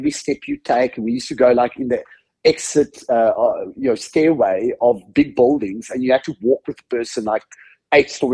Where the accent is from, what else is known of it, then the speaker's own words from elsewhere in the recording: Cape Town, Western Cape, South Africa; also born or lived in Sasolburg, South Africa; now in United States; not born and raised in the US. I come from a country called South Africa, a city called Cape Town. I was actually born in a town called Sasolburg